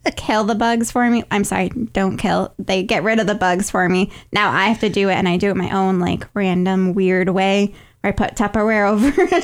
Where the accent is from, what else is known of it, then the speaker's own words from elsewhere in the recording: upstate New York, United States; moved away as an adult; now in Alabama, United States; my hometown is in upstate New York, and I like I grew up there my whole life. I was there for 22 years